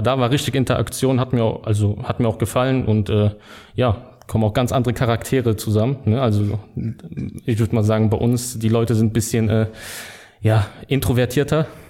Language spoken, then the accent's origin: German; Düren, North Rhine-Westphalia, Germany; also born or lived in Simmern, Rhineland-Palatinate; aufgewachsen in Düren